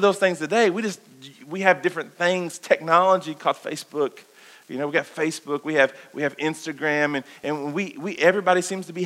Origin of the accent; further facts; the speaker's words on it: Kentucky, United States; we grew up in the Bible Belt, guys. We grew up here in this wonderful place called Kentucky.